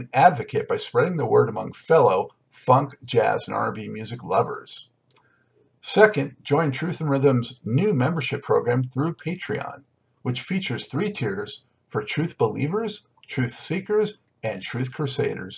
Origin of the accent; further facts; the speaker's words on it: Los Angeles, California, United States; now in Charlotte, United States; I, of course, grew up in Los Angeles, so now that I'm in Charlotte